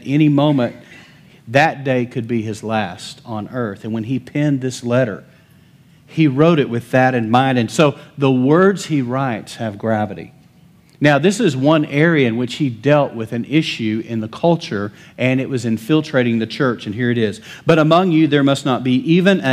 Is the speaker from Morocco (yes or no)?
no; Lubbock, Texas, United States; I'm from Lubbock